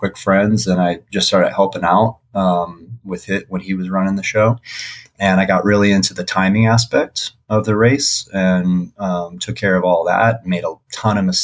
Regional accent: Las Vegas, Nevada, United States; you're from Vegas

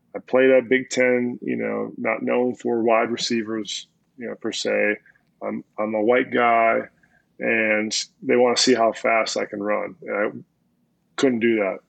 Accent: Minnesota, United States; I grew up in Minnesota, early '90s

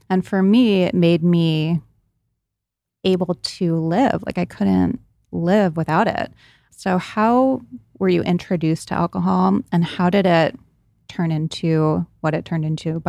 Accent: Rhode Island, United States; I did not go to Brown, but I did a lot of partying there because I grew up in Rhode Island and I went to high school in Providence and a lot of my friends went to Brown.

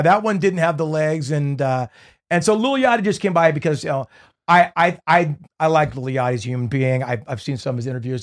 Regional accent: Newport Beach, California, United States; growing up in Newport Beach and kinda having that beachy sound

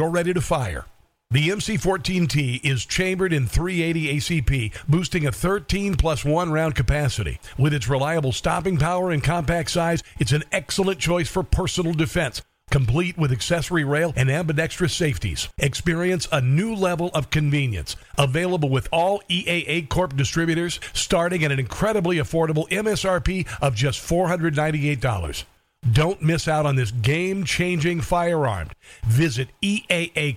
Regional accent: Omaha, Nebraska, United States; Grew up outside of Omaha. I'm from Omaha.

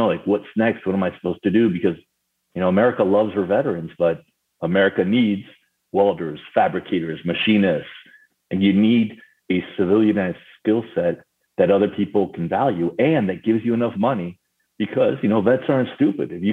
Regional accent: Paris, Île-de-France, France; moved away; also born or lived in Argentina; I was actually born in Argentina and I grew up in Paris, France.

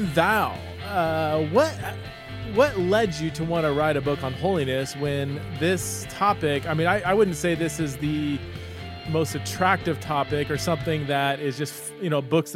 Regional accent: Boise, Idaho, United States; it's in Boise, Idaho, okay? My hometown

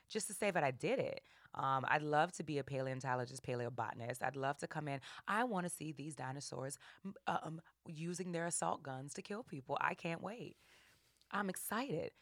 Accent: New Orleans, Louisiana, United States; I'm from New Orleans

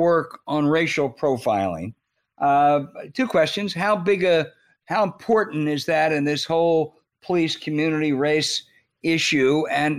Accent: near Camden, New Jersey, United States; I grew up near Camden. It's a really, really home of Jersey Joe Walcott and a really impoverished town.

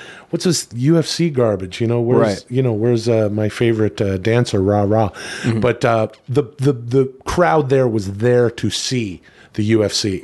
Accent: Ladner, British Columbia, Canada; my hometown, Ladner.

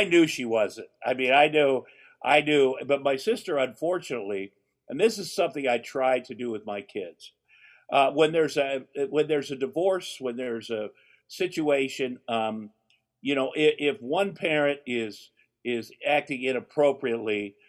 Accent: Ottumwa, Iowa, United States; moved away; my hometown of Ottumwa, Iowa

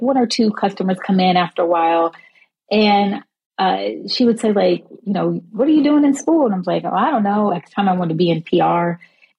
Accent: Dallas, Texas, United States; moved away as an adult; also born or lived in Syracuse; I was home in Dallas for a summer

